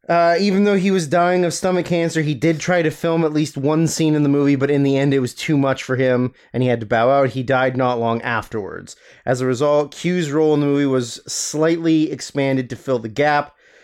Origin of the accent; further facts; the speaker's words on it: United States; Yeah. So I'm American.